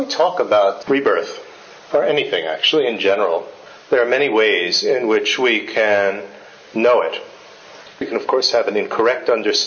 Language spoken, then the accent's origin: English; United States; moved away as an adult; also born or lived in India; I was born in the United States in a family that had absolutely zero interest in anything Asian.